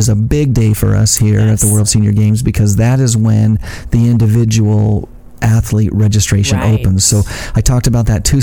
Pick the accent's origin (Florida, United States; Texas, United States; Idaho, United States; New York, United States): Idaho, United States; Ashton; I grew up in a small farming community in Idaho, Ashton, Idaho, my hometown, seed potato capital of the world